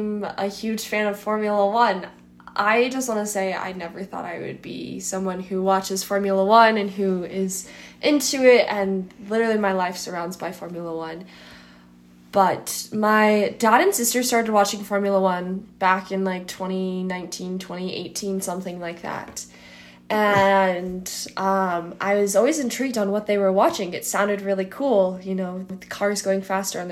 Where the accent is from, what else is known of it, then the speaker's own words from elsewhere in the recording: Colorado, United States; also born or lived in Montana; now in Idaho, United States; I was born in Montana, raised in Colorado, moved up here to Idaho, and that is where I am now